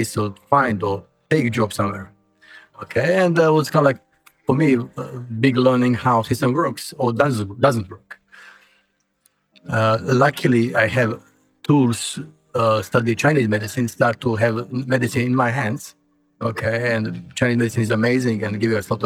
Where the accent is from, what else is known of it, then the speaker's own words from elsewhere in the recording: Bosnia & Herzegovina; I'm from the central ex-Yugoslavia. Now it's Bosnia. I'm Serb from Bosnia